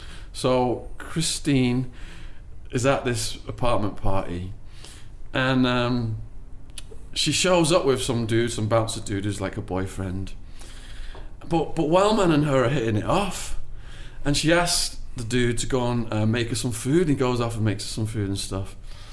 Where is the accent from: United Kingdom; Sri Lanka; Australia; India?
United Kingdom; Liverpool, North West England; They got together because they were the two wildest people in my hometown.